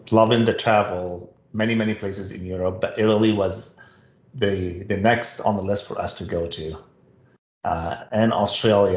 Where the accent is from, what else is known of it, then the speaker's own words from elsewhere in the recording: Lebanon; English is a second language; moved away as an adult; also born or lived in Ottawa, Canada; now in Canada; I grew up in Lebanon, and Lebanon was a French colony